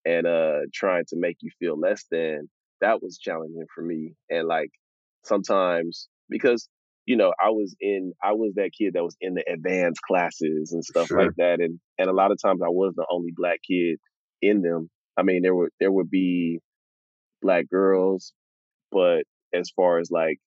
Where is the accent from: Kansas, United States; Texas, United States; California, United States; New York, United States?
Texas, United States; Houston; growing up in Texas